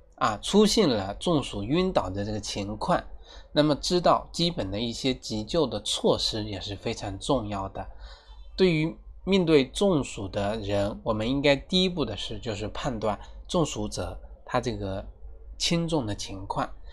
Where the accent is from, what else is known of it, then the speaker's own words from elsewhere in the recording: China; 我们中国人几千年来的一个祖传秘方